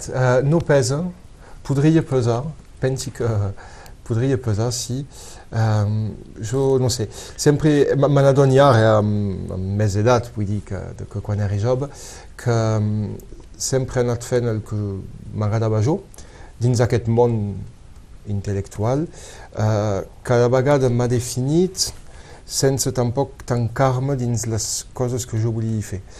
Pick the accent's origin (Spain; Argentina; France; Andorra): France; Codalet, Occitania; Per aquí he crescut, he crescut molt a Codalet